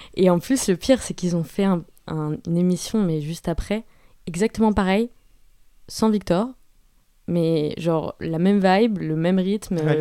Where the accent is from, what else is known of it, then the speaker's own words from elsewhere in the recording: France; je suis française, issue d'une famille quand même aisée